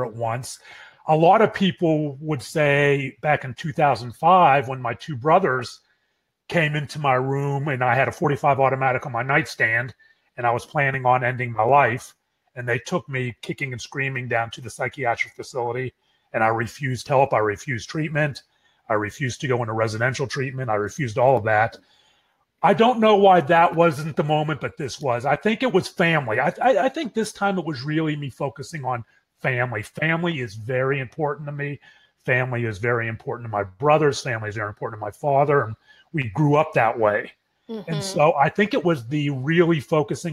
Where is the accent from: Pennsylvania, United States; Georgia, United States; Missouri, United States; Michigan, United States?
Pennsylvania, United States; Pittsburgh; now in Dallas, United States; We grew up in Pittsburgh, and we live walking distance to each other in Dallas.